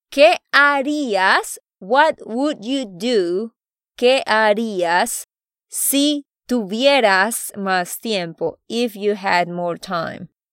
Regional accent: Santander, Colombia; de Santander, Colombia

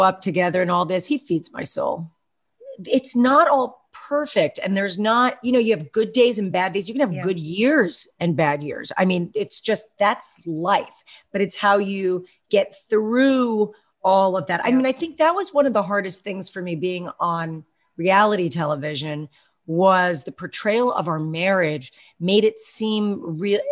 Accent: Westchester County, New York, United States; I grew up in Westchester County

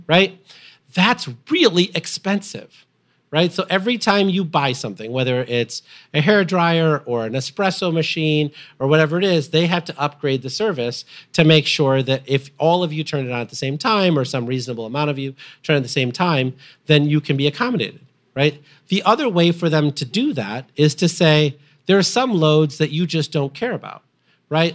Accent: Illinois, United States; Byron nuclear power plant, which I grew up next to in Illinois

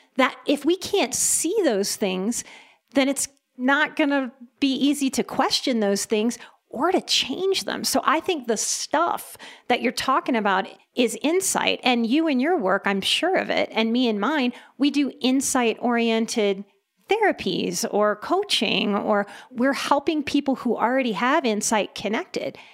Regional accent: New Orleans, Louisiana, United States; first language English; I'm from New Orleans

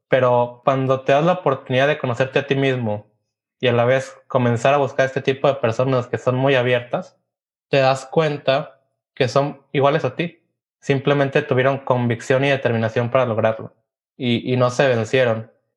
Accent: Mexico; como mexicanos y como latinos

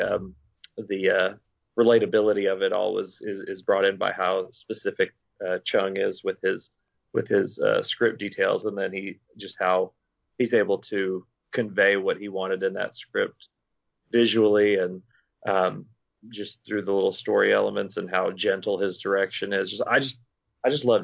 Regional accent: Arkansas, United States; I'm from Arkansas

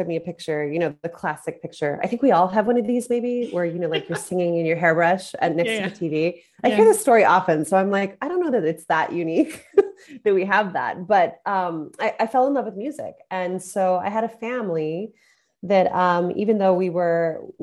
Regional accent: Las Cruces, New Mexico, United States; moved away as an adult; also born or lived in Seattle / New York; I grew up in Las Cruces, New Mexico, which is actually multicultural, diverse place for how small it is.

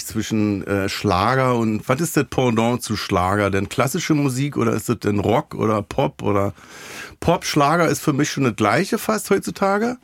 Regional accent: Berlin, Germany; Ich komme halt aus dem Wedding

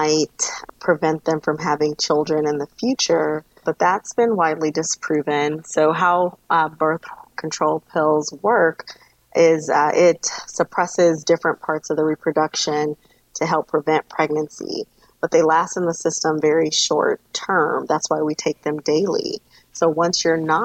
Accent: Los Angeles, California, United States; moved away; I am originally from Los Angeles, California

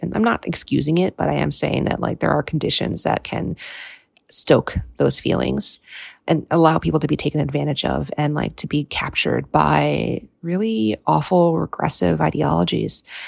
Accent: United States; the first American-born generation in my family

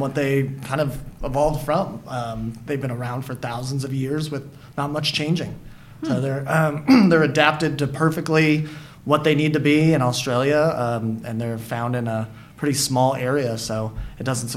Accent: Santa Barbara, California, United States; moved away as an adult; also born or lived in Hawaii / San Francisco Bay Area; now in San Francisco, United States; I grew up in Southern California near Santa Barbara, so I grew up learning how to scuba dive on the Channel Islands

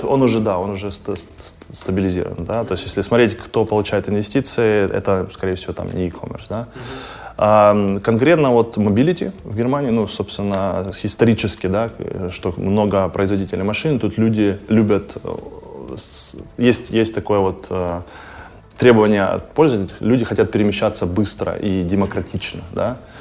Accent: Kharkiv, Kharkiv Oblast, Ukraine; also born or lived in Finland; now in Berlin, Germany; я родился в Харькове

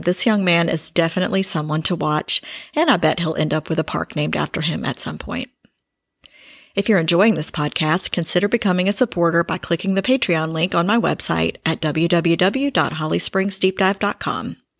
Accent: Greensboro, North Carolina, United States; I grew up in Greensboro

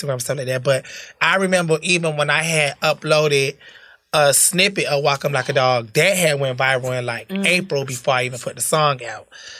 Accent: Perry, Florida, United States; also born or lived in Bridgeport, Connecticut / Tallahassee, Florida; I was born and raised in Bridgeport. I moved to Perry, Florida when I was about 10, 11. So I grew up doing middle school, high school, in Florida

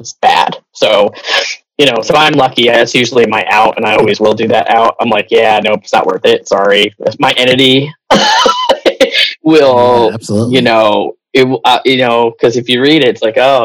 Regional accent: New England, United States; I'm from New England

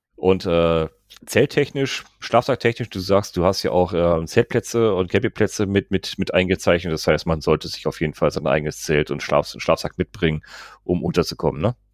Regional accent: North Rhine-Westphalia, Germany; Bei uns in NRW

